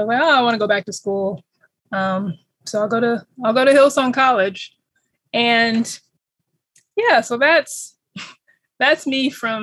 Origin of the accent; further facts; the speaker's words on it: California, United States; I am a born Californian, so born and raised in California